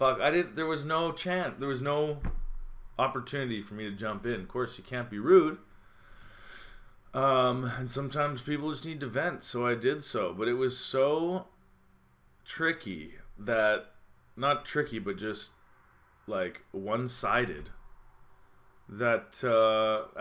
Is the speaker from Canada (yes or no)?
yes; Calgary, Alberta, Canada; moved away as an adult; now in Montreal, Canada; I'm from Calgary and it's dry heat. And I lived here in Montreal 10 years